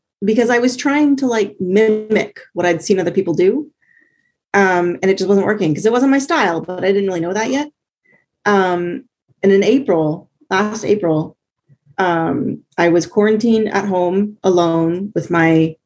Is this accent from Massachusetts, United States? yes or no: no; Columbus, Ohio, United States; moved away as an adult; also born or lived in Virginia; now in North Carolina, United States; I consider myself from Columbus because that's where I grew up most of my life